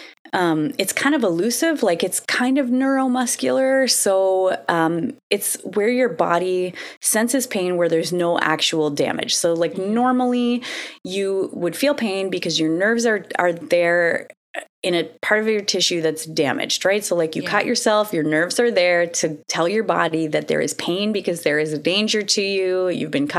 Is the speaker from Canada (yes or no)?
yes; Canada; also born or lived in Ottawa; I am Canadian